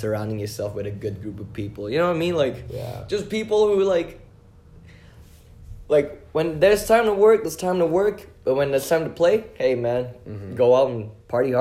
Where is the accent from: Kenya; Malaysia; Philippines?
Malaysia; moved away; Malaysia. That's where I'm from.